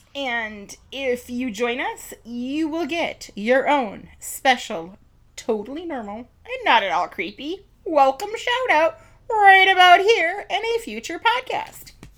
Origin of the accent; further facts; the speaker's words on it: Milwaukee, Wisconsin, United States; we come from Milwaukee